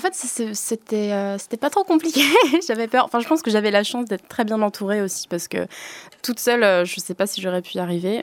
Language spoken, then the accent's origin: French; Lorient, Brittany, France; je suis singer-songwriter de Lorient